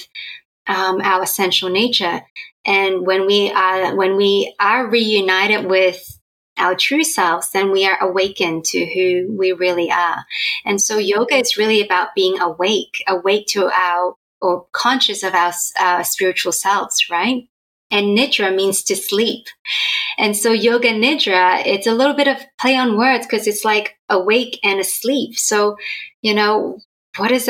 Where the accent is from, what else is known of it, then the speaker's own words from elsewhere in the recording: Australia; moved away; also born or lived in Hong Kong; I was born in Hong Kong and both my parents are from Hong Kong, but we moved to Australia when my sister and I were quite little. And so we grew up in Australia